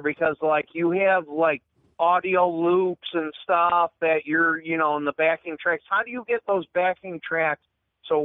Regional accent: Syracuse, New York, United States; moved away as an adult; now in Malone, United States; originally I'm from Syracuse, New York

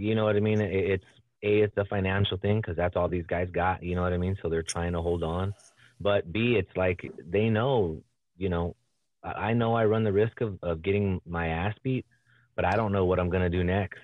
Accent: South Gate, California, United States; also born or lived in Huntington Park, California / Lynwood, California / Norwalk, California / Downey, California; I grew up in largely in Southgate, bro. Southgate, California.

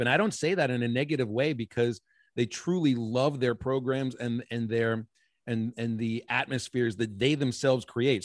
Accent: Pittsburgh, Pennsylvania, United States; moved away; I grew up in Pittsburgh, Pennsylvania

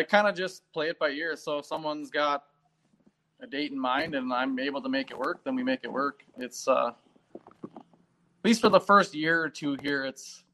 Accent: Poplar, Wisconsin, United States; I'm from Poplar, Wisconsin.

